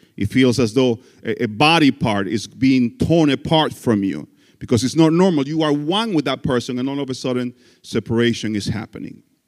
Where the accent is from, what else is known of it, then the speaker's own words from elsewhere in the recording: Dominican Republic; English is a second language; moved away as an adult; also born or lived in Florida; I am from the Dominican Republic, that country where you want to go on vacation. I was born and raised there